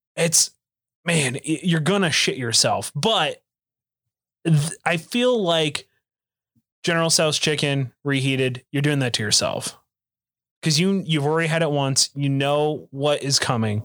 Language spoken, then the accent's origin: English; Oklahoma, United States; I'm from Oklahoma